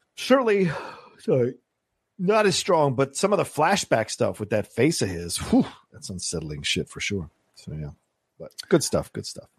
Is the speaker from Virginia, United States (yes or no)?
yes; Virginia, United States; when I was growing up in Virginia.